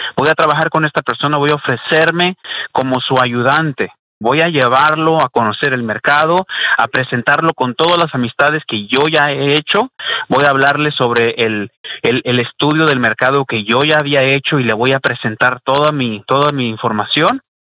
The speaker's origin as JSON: {"language": "Spanish", "country": "Mexico", "moved": "yes", "lives_now": "Houston, United States", "said": "soy mexicano y trabajo en radio mexicana"}